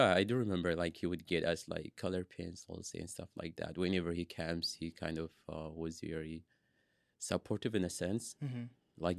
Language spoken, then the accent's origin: English; Asmara, Maekel, Eritrea; moved away; also born or lived in Sudan; So I'm originally from Eritrea. I was born in Asmara, Eritrea. That's where I was raised until I moved to Sudan.